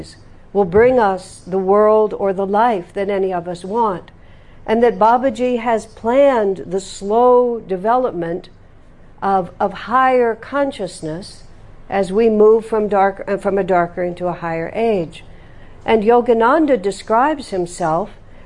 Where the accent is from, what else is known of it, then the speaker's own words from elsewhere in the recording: United States; I'm from America